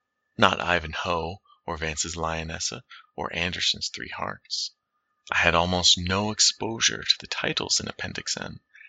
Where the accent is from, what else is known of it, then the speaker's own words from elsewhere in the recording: South West England, United Kingdom; I grew up in Cornwall, far from the matrix that spawned D&D, while being confusingly close to the imagined source of its medievalish elements.